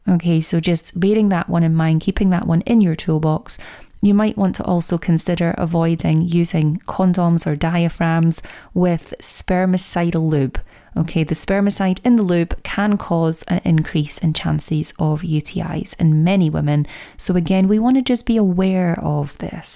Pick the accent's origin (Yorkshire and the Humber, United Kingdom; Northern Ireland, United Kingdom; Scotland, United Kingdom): Scotland, United Kingdom; accent: Scottish; my Scottish accent